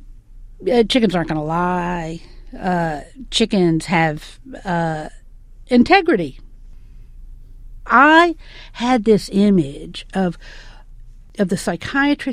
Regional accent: the South, United States; I'm from the South, obviously, and growing up, we always went to the Mid-South Fair.

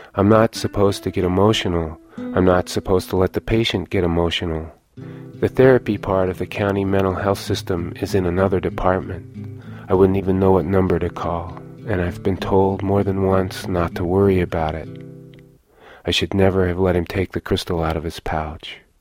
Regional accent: Lawrence, Kansas, United States; moved away; I was born here in Lawrence, but that I don't live here anymore

